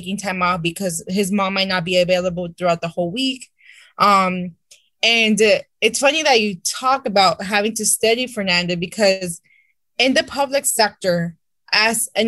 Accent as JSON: {"language": "English", "town": "Santa Ana", "region": "California", "country": "United States", "tie": "born or raised there", "said": "I interned in my hometown city of Santa Ana"}